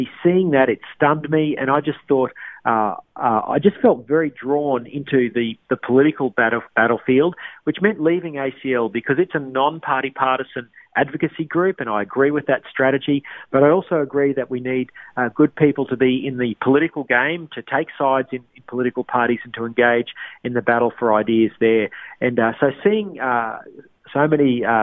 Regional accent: Queensland, Australia; moved away; my home state of Queensland

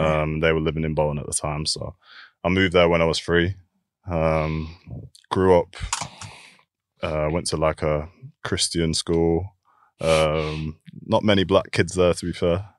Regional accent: Keighley, Yorkshire and the Humber, United Kingdom; also born or lived in London; I was born in, um, in like a small, a small town called Keithley, which is near, um, near Bradford.

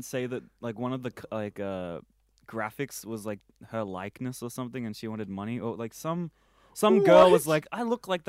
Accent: Victoria, Australia; we're from Victoria, the best state in Australia.

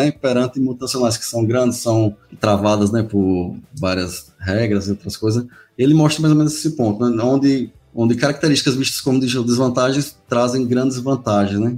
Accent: Northeast Region, Brazil; Como bom nordestino, não posso de indicar um, um, forró, né?

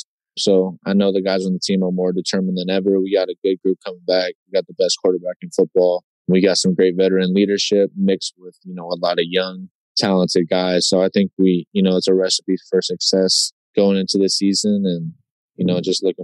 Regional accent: Sacramento, California, United States; moved away as an adult; also born or lived in Cincinnati; now in Green Bay, United States; I'm from Sacramento

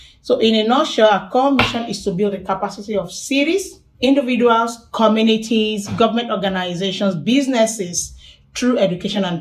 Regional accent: Lagos, Nigeria; moved away as an adult; now in Newcastle, Australia; I'm originally from Nigeria, Lagos

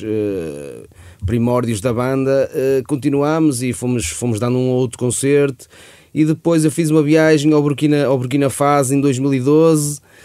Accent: Santa Maria de Lamas, Aveiro District, Portugal; Eu e o João Pedro somos de Santa Maria de Lamas. Eh, estudámos no mesmo colégio, que é no Colégio, colégio de Santa Maria de Lamas. E, eh, e pronto, estudámos desde o quinto ano

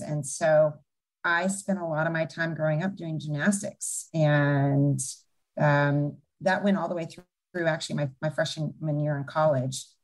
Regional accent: Bend, Oregon, United States; also born or lived in Everett, Washington; basically grew up in Bend, Oregon

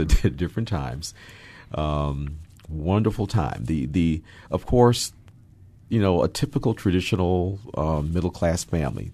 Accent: Hudson Valley, Catskill region, upstate New York, United States; moved away as an adult; now in Seattle, United States; I was born, uh, and raised in New York, um, in New York City, and, um, raised in upstate New York in the Hudson Valley, Catskill region.

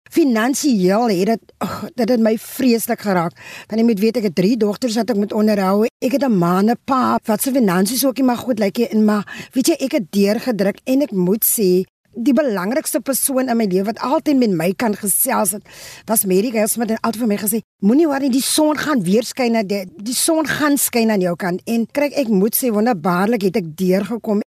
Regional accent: Western Cape, South Africa; also born or lived in Bellville South; Ek is 'n eh, inwoner van die Wes-Kaap

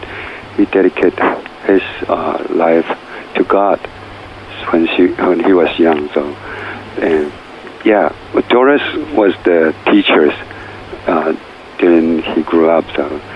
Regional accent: Hualien, Hualien County, Taiwan; Hualien, which is my hometown in tribes, village

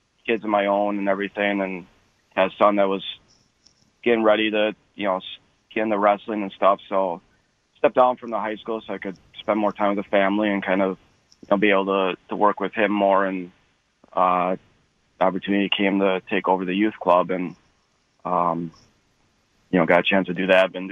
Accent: Sheboygan Falls, Wisconsin, United States; also born or lived in Grafton, Wisconsin; I grew up in Sheboygan Falls

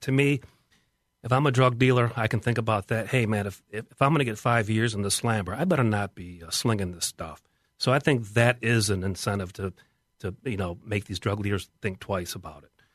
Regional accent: West Chester, Ohio, United States; I am from Westchester, Ohio

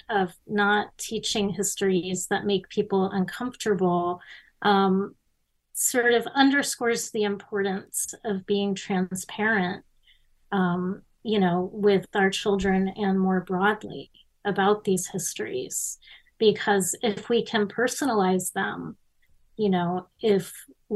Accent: Miami, Florida, United States; I was growing up in Miami in the 70s and 80s

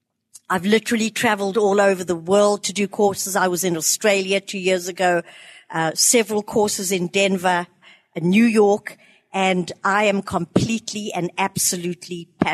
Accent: South Africa; moved away as an adult; also born or lived in Botswana; now in United States; I'm from South Africa, those of you who recognize the accent, and I came back to live in America 6 years ago.

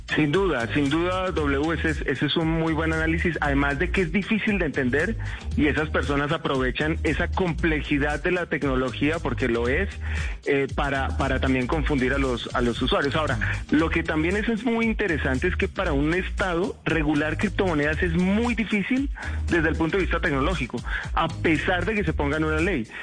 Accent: Colombia

